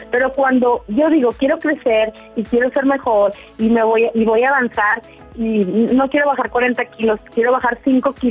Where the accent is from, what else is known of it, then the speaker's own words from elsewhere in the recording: Durango, Mexico; now in Dallas, United States; lo escuchamos desde acá, desde Dallas, Texas, somos de Durango, México.